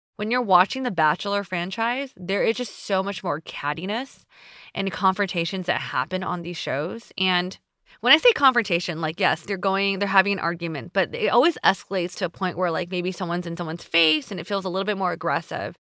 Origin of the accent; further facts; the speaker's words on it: United States; me being Asian American